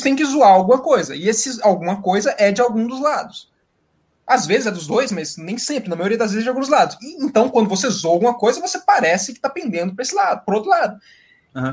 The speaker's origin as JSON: {"language": "Portuguese", "region": "Minas Gerais", "country": "Brazil", "also_born_or_lived": "Viçosa", "said": "eu sou de Minas Gerais."}